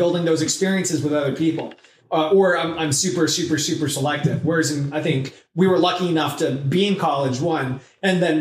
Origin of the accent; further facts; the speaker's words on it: Southern California, United States; I was raised in Southern California and was mainly in one city